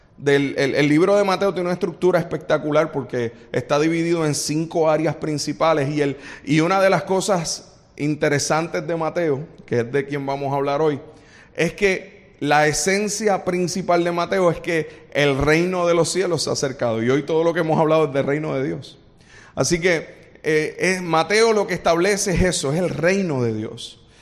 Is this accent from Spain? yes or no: no; Puerto Rico; los boricuas somos así